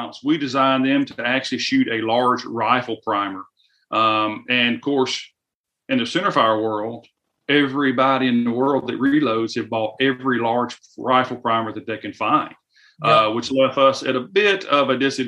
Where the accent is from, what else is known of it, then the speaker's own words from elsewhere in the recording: the South, United States; I am from the South, and we have a lot of humidity down here